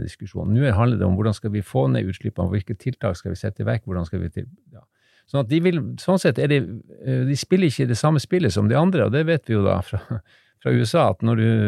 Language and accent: Norwegian; Harstad, Troms, Norway; moved away; also born or lived in Narvik; Jeg er egentlig fra Harstad